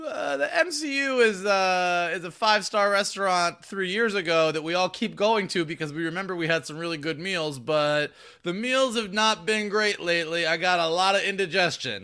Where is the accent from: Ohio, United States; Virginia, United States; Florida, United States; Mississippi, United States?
Florida, United States; Gainesville; I grew up in Gainesville, Florida, not Hollywood